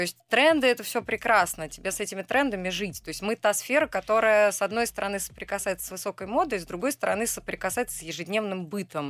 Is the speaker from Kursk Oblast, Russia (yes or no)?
yes; Kursk, Kursk Oblast, Russia; moved away; я э, родилась в Центральном Черноземье, в городе Курск